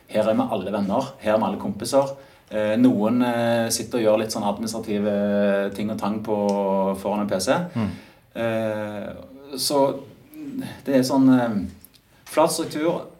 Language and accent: Norwegian; Stavanger, Rogaland, Norway; also born or lived in Oslo; innflytter fra, direkte fra Oslo etter ti år der, men jeg kommer jo fra Stavanger.